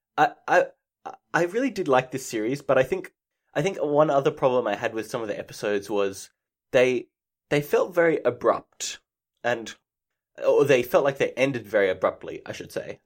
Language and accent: English; Australia; I'm Australian